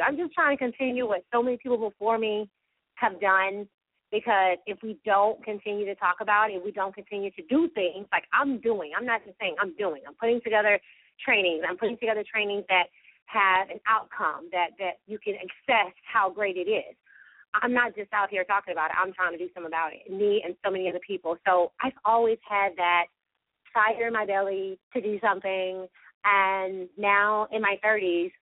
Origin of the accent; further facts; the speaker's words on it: Valdosta, Georgia, United States; my hometown of Valdosta